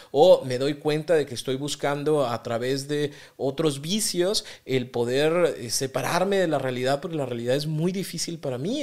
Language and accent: Spanish; Mexico; Yo soy mexicano